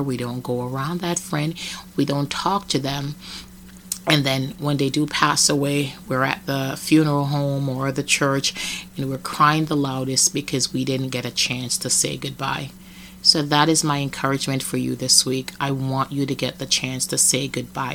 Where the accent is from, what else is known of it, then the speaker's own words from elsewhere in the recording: Jamaica; now in United States; I remember in Jamaica getting beaten a lot